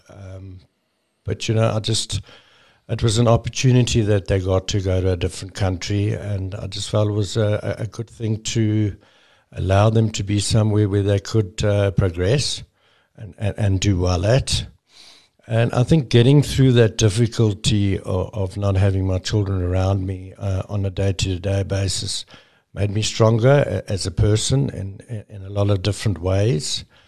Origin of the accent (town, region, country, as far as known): South Africa